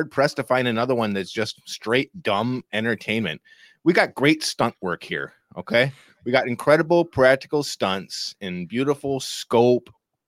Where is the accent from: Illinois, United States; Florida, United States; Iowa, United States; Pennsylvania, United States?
Pennsylvania, United States; Eric, we grew up in Pennsylvania. What is this accent?